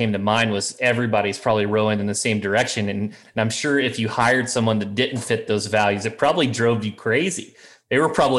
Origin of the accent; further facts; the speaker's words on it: Midwest, United States; I'm from the Midwest.